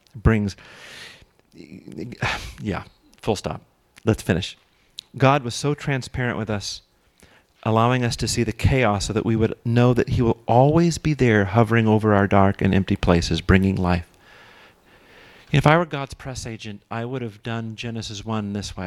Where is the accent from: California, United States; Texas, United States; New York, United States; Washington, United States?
California, United States; Los Angeles; I grew up in Los Angeles